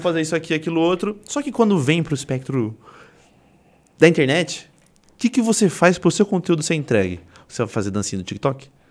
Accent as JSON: {"language": "Portuguese", "town": "Suzano", "region": "São Paulo", "country": "Brazil", "said": "Eu sou de Suzano"}